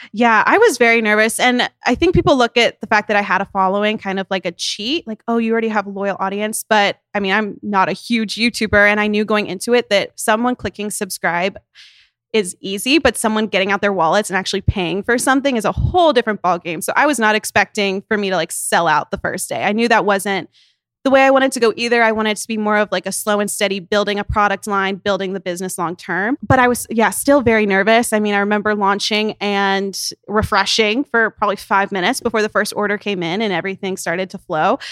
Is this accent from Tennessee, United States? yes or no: yes; Tennessee, United States; now in Nashville, United States; Her hometown is, like, twenty minutes from my hometown